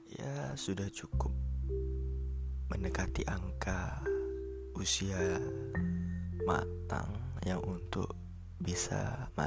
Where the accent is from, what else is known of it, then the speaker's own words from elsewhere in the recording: Aceh, Indonesia; aku di sini asalnya dari Aceh, merupakan mahasiswa semester 2 dari salah satu PTN yang ada di Aceh.